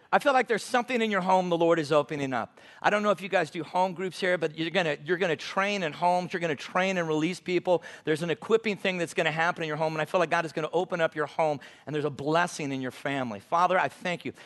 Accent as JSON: {"language": "English", "town": "Long Beach", "region": "California", "country": "United States", "tie": "born or raised there", "moved": "as an adult", "lives_now": "Great Falls, United States", "said": "That's where I grew up in, in Long Beach, California."}